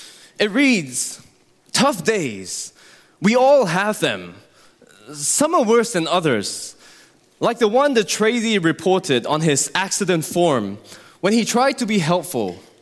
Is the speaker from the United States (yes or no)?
no; Singapore; born there; Well, as many of you know, I was born in Singapore to Christian parents.